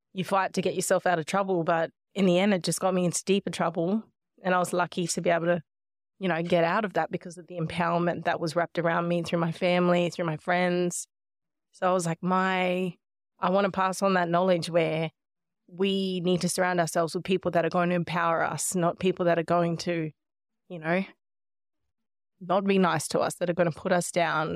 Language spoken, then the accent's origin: English; Nhulunbuy, Northern Territory, Australia; also born or lived in Melbourne, Australia; now in Gold Coast, Australia; growing up in Nullumbuy, though, have always felt like that lands my home